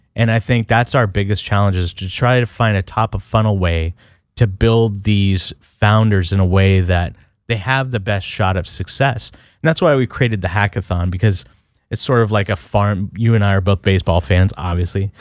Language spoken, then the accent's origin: English; Portland, Oregon, United States; I'm from Portland, Oregon